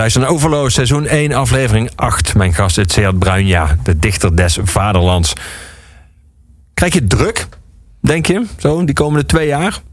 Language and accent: Dutch; Limburg, Netherlands; waar ik vandaan kom in Limburg